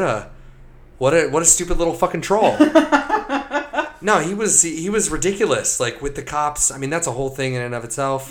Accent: United States; growing up in America

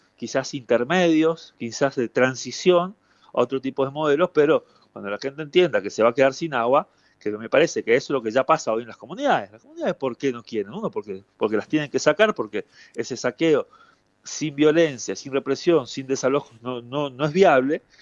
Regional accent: Misiones, Argentina; Yo soy de Misiones

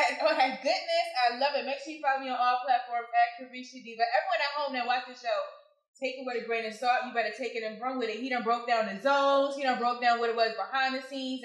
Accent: Philadelphia, Pennsylvania, United States; now in Atlanta, United States; I'm originally from Philadelphia

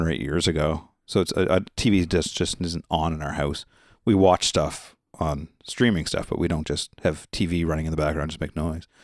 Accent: Nova Scotia, Canada; I'm from Nova Scotia, Canada

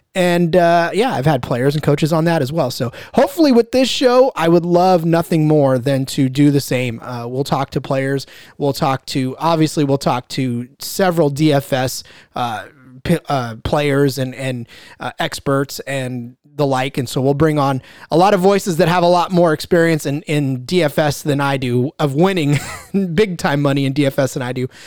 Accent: Central Valley, California, United States; I am from California. I'm from the Central Valley

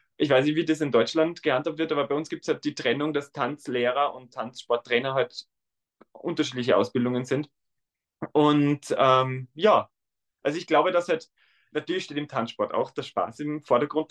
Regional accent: Tyrol, Austria; accent: Austrian dialect; now in Vienna, Austria; ich komme ursprünglich aus Tirol

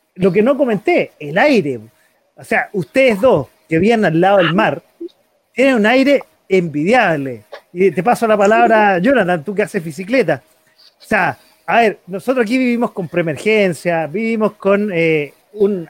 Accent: Chile; como chileno

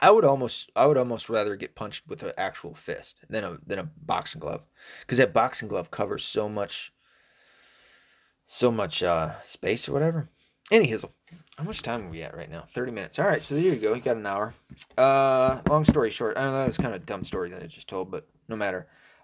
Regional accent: the South, United States; accent: southern; I've lost a lot of my southern accent. I've lost a ton of it. I sound like a northerner.

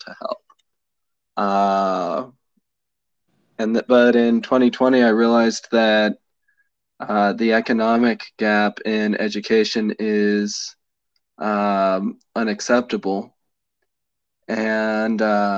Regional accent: Colorado, United States; I grew up in Colorado

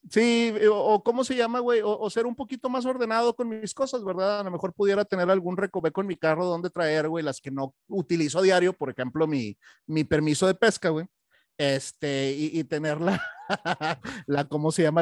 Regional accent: Monterrey, Nuevo León, Mexico; moved away; yo soy de Monterrey

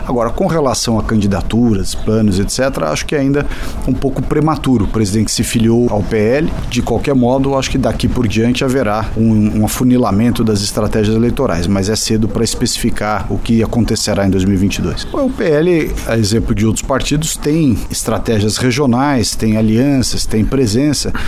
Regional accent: São Paulo, Brazil; para mim que sou paulista

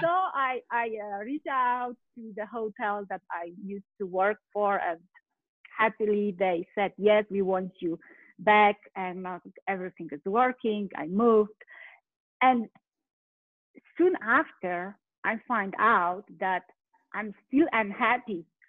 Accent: Poland; English is a second language; moved away as an adult; now in United States; originally I'm from Poland. I live in US right now

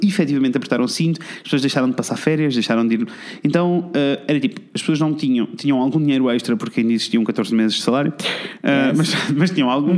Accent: Coimbra, Centro, Portugal; eu sou de Coimbra

